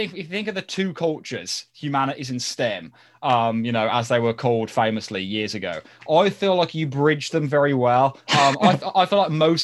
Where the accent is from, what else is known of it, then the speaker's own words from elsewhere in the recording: United Kingdom; we're British